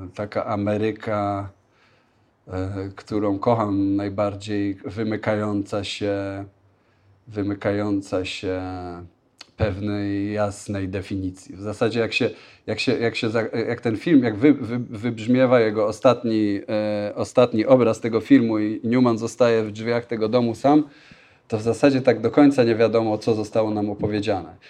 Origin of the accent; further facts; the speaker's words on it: Leszno, Greater Poland, Poland; also born or lived in New York, United States; now in Warsaw, Poland; Nie pochodzę z Warszawy, ale jestem, pochodzę z Leszna w Wielkopolsce